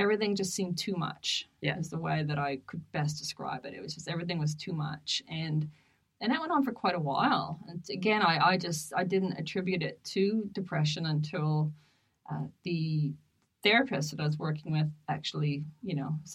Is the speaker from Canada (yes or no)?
yes; Canada; moved away; my home, one of my hometowns in Canada